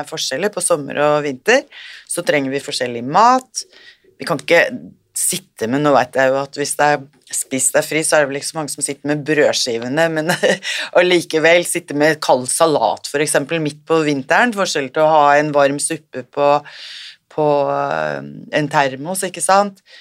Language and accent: Norwegian; India; Jeg kommer fra India